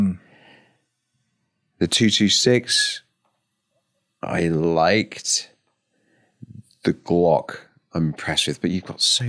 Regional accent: United Kingdom; However, I'm a Brit.

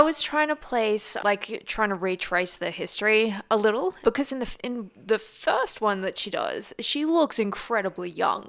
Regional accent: Australia

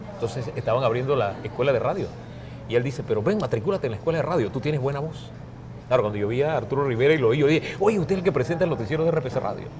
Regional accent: Valle de San Isidro, Panamá Oeste, Panama; also born or lived in Chiriquí; yo vengo de Chiriquí, pero me crié en el Valle de San Isidro, en calle e, detrás de la Boca del Lobo

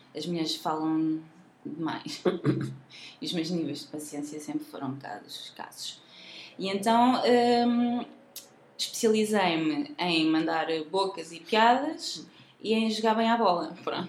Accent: Leiria, Leiria District, Portugal; also born or lived in Nazaré; now in Lisbon, Portugal; Eu sou de Leiria, sim. Mais concretamente, nascida na Nazaré

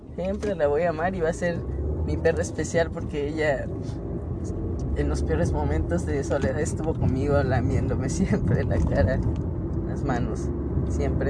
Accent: Mexico; Nacimos en México

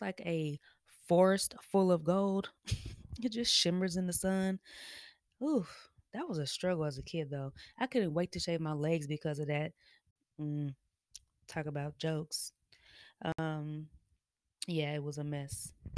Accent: Kansas City, Missouri, United States; moved away as an adult; also born or lived in Denver, Colorado; now in Atlanta, United States; I was born in Denver, raised in Kansas City

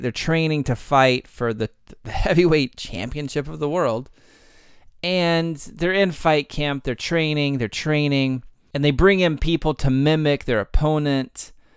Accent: Texas, United States; I'm from Texas

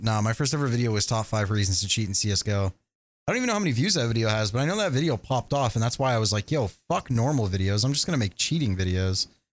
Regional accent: Canada; I'm Canadian

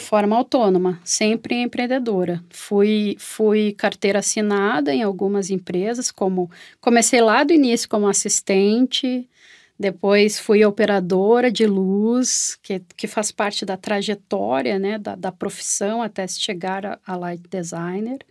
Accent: Porto Alegre, Rio Grande do Sul, Brazil; accent: gaúcho; eu estou falando de Porto Alegre, sou gaúcha

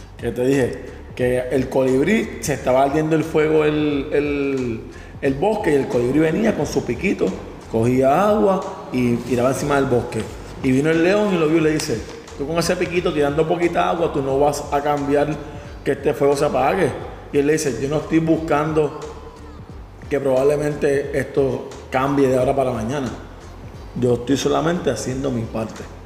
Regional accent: Levittown, Puerto Rico; salimos de Levittown, del mismo barrio

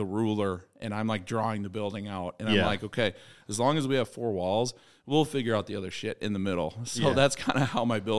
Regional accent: outside Chicago, Illinois, United States; also born or lived in Pike County, Illinois / Sicily (father); I grew up outside Chicago.

